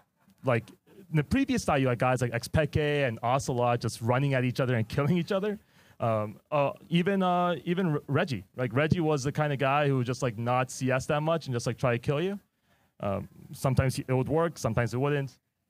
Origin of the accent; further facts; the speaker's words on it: Houston, Texas, United States; I'm from Houston, Texas.